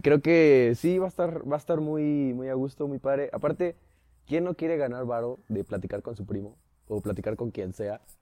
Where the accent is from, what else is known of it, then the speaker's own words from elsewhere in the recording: San Luis Potosí, Mexico; crecí toda mi vida en San Luis. Soy rancho luisino.